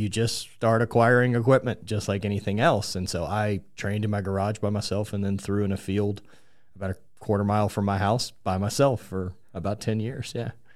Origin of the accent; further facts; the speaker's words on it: Louisiana, United States; more my neck of the woods growing up in Louisiana